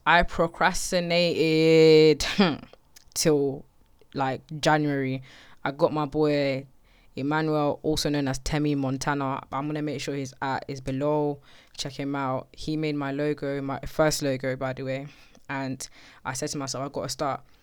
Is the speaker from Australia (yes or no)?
no; Slough, South East England, United Kingdom; I'm from Slough. It's a place outside of West London. I've lived there all my life.